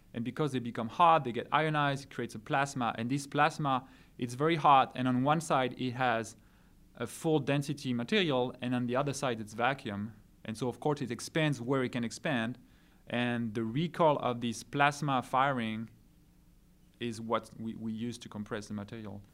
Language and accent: English; France; now in California, United States; I'm from France originally